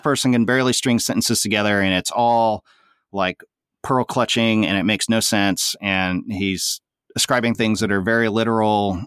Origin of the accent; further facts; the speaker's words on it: Tulsa, Oklahoma, United States; I grew up in Tulsa, Oklahoma. Um, born in Oklahoma City, moved to Tulsa by the time I was about three